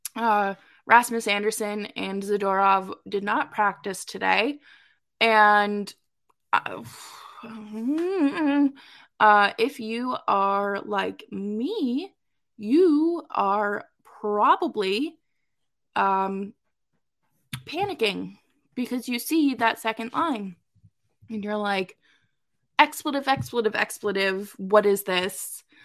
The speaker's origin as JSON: {"language": "English", "region": "Massachusetts", "country": "United States", "said": "Dorchester kid, I'm from Massachusetts"}